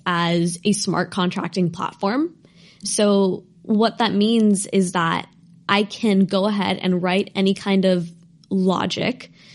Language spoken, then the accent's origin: English; Bay Area, California, United States; I, I grew up in the Bay Area